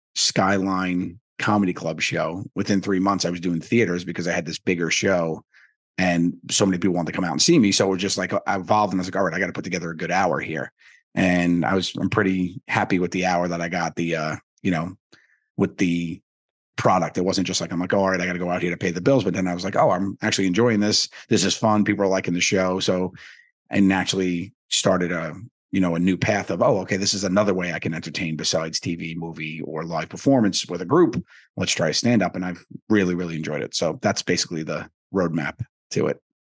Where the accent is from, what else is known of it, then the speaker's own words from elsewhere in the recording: New York City, New York, United States; I grew up in Staten Island, New York